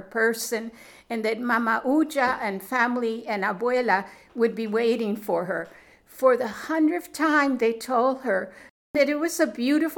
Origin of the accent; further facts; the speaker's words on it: New York, United States; also born or lived in Colombia; I was raised in New York.